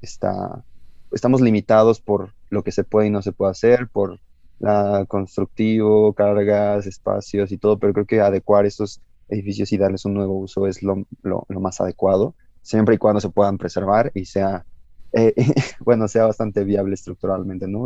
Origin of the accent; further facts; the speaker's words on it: Mexico; somos mexicanos, somos los mexicanos